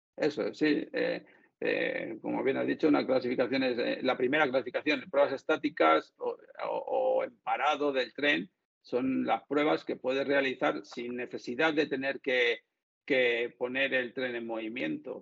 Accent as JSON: {"language": "Spanish", "town": "Madrid", "region": "Community of Madrid", "country": "Spain", "said": "soy de Madrid"}